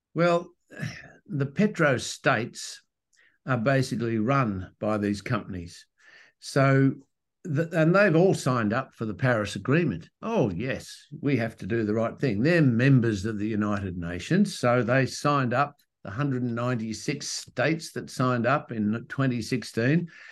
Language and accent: English; Western Australia, Australia; I'm from Western Australia